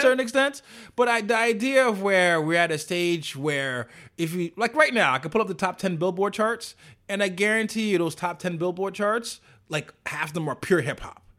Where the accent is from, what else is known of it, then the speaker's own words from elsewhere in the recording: New York City, New York, United States; I'm a New Yorker